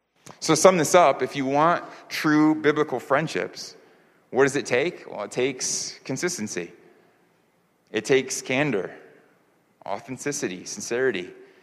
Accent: New York, United States; also born or lived in California / Florida / Virginia / North Carolina; now in Seoul, South Korea; I grew up in New York, but I also lived in the Bay Area in California. I lived in Florida. I lived in Virginia. I lived in North Carolina, which I mentioned before. And now, of course, you know, live here in Seoul.

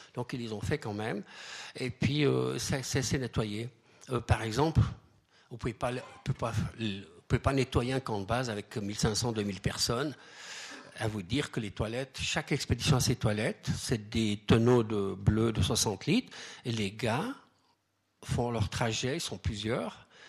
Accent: Switzerland; chez nous, en Suisse

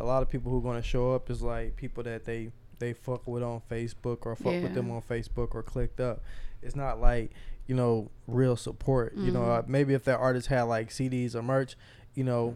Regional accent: the South, United States; accent: Southern; now in Las Vegas, United States; I still sound like, you know, I'm from the South

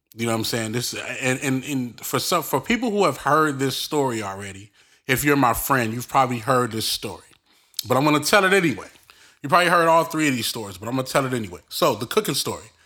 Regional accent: Belize; we're from Belize

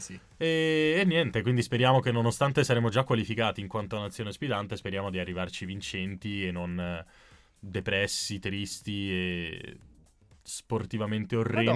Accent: Veneto, Italy; da Veneto

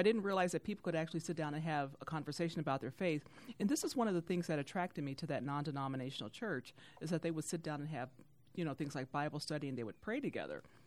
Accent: Youngstown, Ohio, United States; now in Detroit, United States; I am not from Detroit. I'm from Youngstown, Ohio

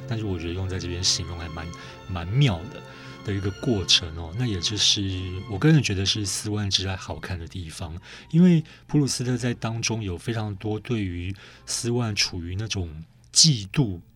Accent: Taiwan; 我们台湾人

